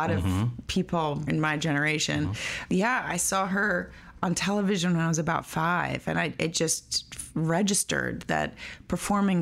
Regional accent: New York City, New York, United States; I was born in Roosevelt Hospital on the island of Manhattan, yes, in New York City in 1979. I grew up on Crosby Street, mm-hmm, in Soho.

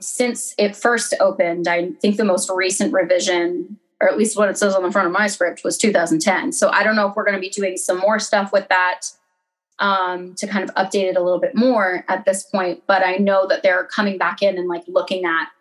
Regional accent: New England, United States; moved away as an adult; now in New York, United States; I'm from New England

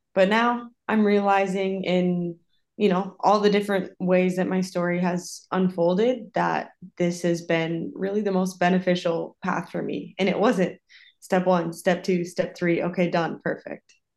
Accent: Minnesota, United States; moved away as an adult; also born or lived in South Dakota / Costa Rica / Iceland / Sweden; now in Italy; I'm originally from Minnesota.

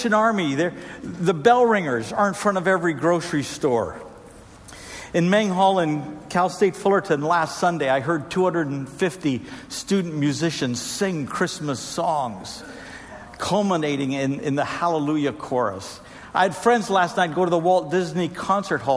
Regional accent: Trinidad & Tobago; moved away; I grew up in Trinidad and Tobago, where we had a tradition of busting bamboo

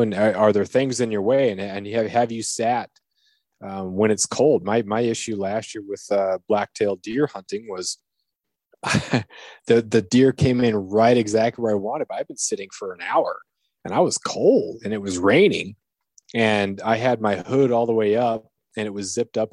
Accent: Southeast Alaska, United States; growing up in Southeast Alaska

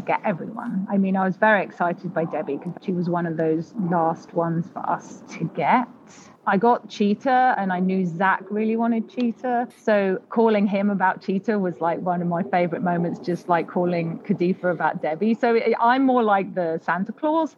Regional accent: United Kingdom

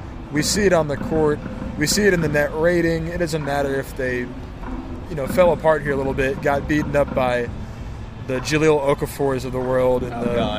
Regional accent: Bay Area, California, United States; also born or lived in Los Angeles / Florida / New England; now in Sacramento, United States; I grew up in the Bay Area, as did you. I've lived in LA and Florida and other places, New England, all over the place. I've been in Sacramento for 6 years now

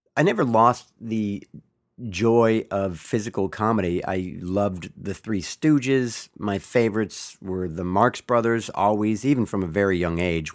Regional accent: Bay Area, California, United States; I am from the Bay Area, been a 49er fan all my life

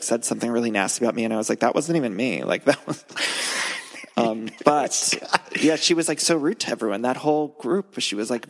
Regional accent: Ohio, United States; now in Los Angeles, United States; because I'm from Ohio

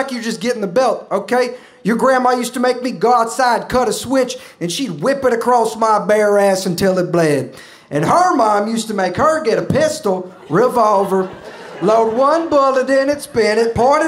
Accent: Atlanta, Georgia, United States; now in New York, United States; I'm from the city, I'm from Atlanta, but my dad's from rural Georgia

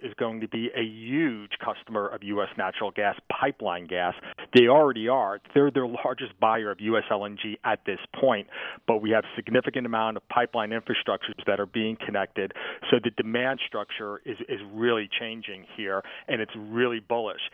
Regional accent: Pennsylvania, United States; my home state here in Pennsylvania

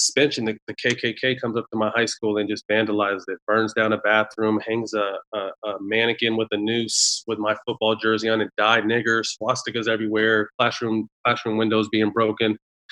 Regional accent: Sacramento, California, United States; also born or lived in Bay Area, California; I moved from the Bay Area to Sacramento. So I went at about 8 years old

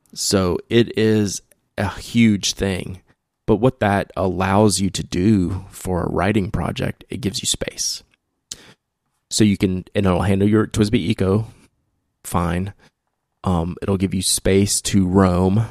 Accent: the South, United States; accent: barely southern drawl; my southern, you know, barely southern drawl

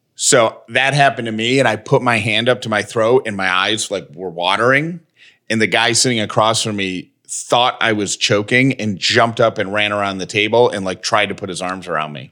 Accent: Georgia, United States; born and raised in Georgia

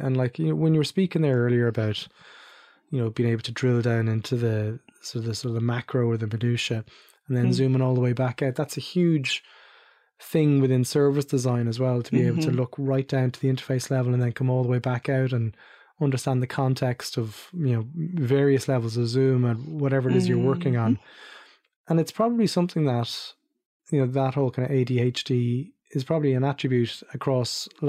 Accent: Ireland; But we were talking earlier about me growing up in Ireland in early 80s, mid 80s, whatever it was.

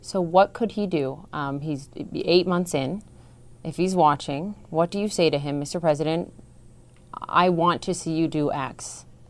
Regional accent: Minnesota, United States; moved away; I'm from Minnesota

